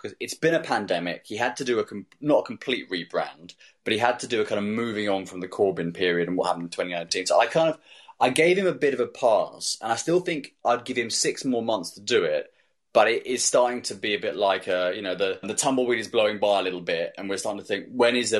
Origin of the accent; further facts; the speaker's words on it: Surrey, South East England, United Kingdom; I'm from Surrey